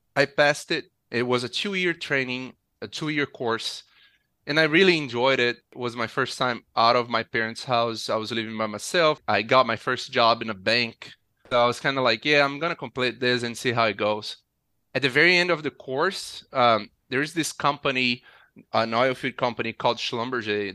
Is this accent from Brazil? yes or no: yes; Nova Friburgo, Rio de Janeiro, Brazil; I grew up in a city in the mountains called Nova Friburgo